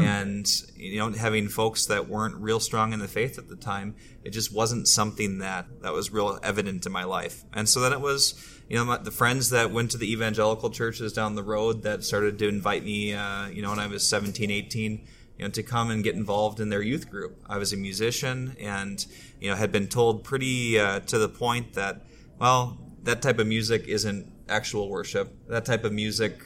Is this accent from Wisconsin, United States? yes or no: no; Twin Cities, Minnesota, United States; I grew up here in the Twin Cities